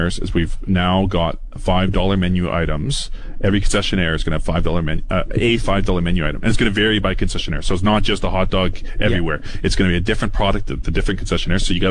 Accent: Foam Lake, Saskatchewan, Canada; growing up in Foam Lake

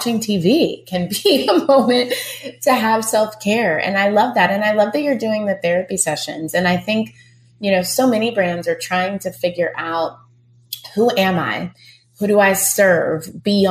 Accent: Texas, United States; I'm from Texas.

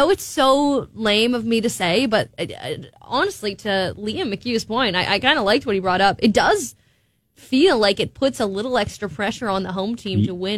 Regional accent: Twin Cities, Minnesota, United States; Yeah, it's where I played all my hockey tournaments growing up in the Twin Cities.

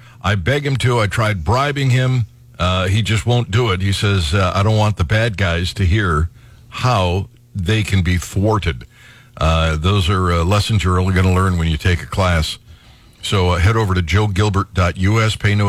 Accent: Cleveland, Ohio, United States; when I was growing up in Cleveland

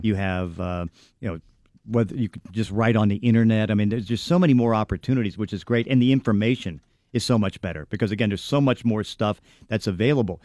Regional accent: Braddock, Pennsylvania, United States; I'm from Braddock

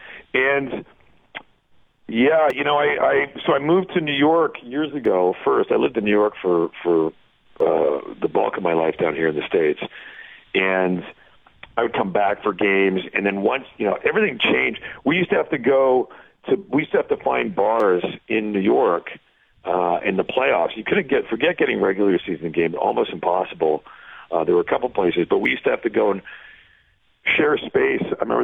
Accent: Toronto, Ontario, Canada; born and raised in Toronto.

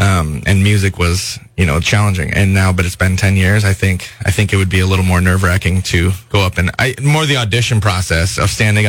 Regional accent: Minnesota, United States; moved away as an adult; also born or lived in Los Angeles, California; now in California, United States; I'm from Minnesota.

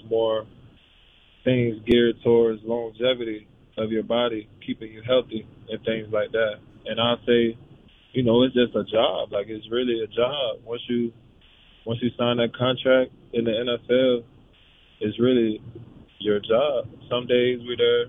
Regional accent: Tampa, Florida, United States; moved away as an adult; also born or lived in Gainesville, Florida; now in Cincinnati, United States; Born and raised in Tampa, and then went to Gainesville

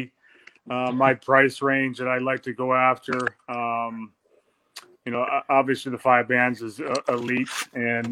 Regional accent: Detroit, Michigan, United States; I grew up in Detroit or around Detroit area

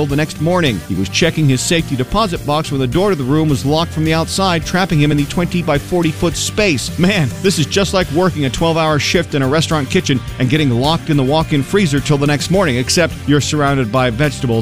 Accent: Maine, United States; moved away; State I grew up in.

